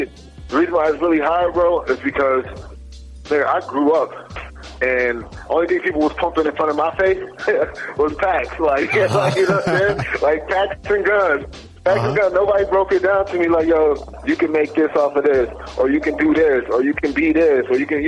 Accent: Buffalo, New York, United States; I grew up in Buffalo, you know what I mean? Buffalo, New York. I went to school out there.

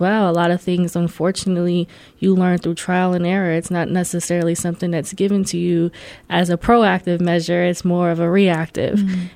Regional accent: Columbus, Ohio, United States; also born or lived in New York / Puerto Rico (family); born in New York, um, lived in New York to about five, 6 mm-hmm. and my parents came here to Columbus

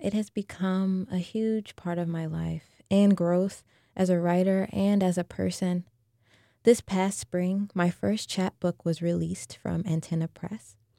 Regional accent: New Orleans, Louisiana, United States; I was born and raised here in New Orleans.

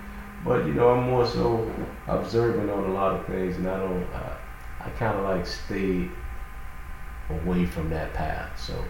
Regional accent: Miami, Florida, United States; Born and raised in Miami. So, you know, it's right there across the bridge from Miami Beach.

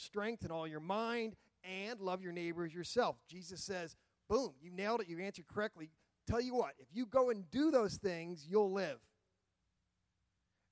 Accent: United States; I'm an American fifth.

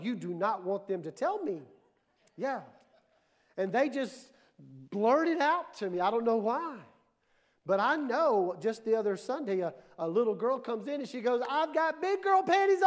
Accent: Mississippi, United States; I was born and raised in Mississippi.

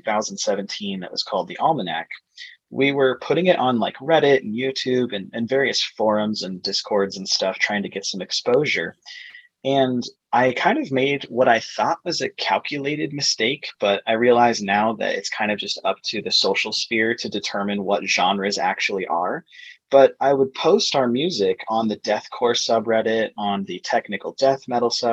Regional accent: Arizona, United States; also born or lived in Flagstaff, Arizona; we're also from Arizona, and we now live in the Phoenix greater area

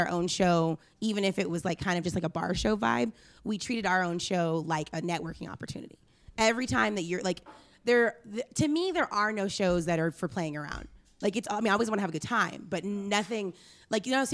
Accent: Texas, United States; also born or lived in Dallas, Texas; I was born in Texas

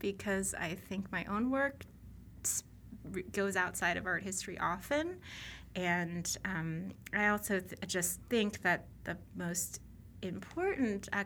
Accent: Boston, Massachusetts, United States; I grew up in the Boston area

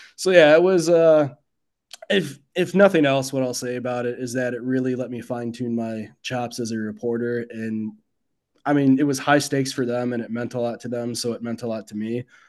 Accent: Midwest, United States; also born or lived in Mississippi; as a Midwesterner

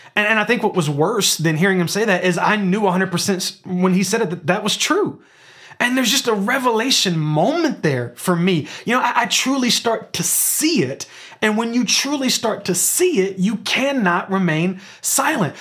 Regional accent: Memphis, Tennessee, United States; we were born and raised in Memphis, Tennessee

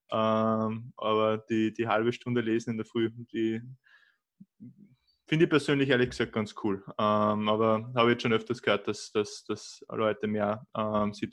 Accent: Austria; aber bei uns in Österreich merkt man das ziemlich, ziemlich stark

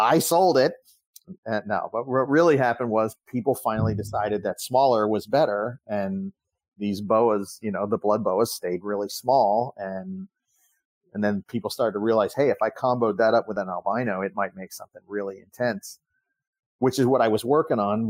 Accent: Miami, Florida, United States; we grew up together down in Miami

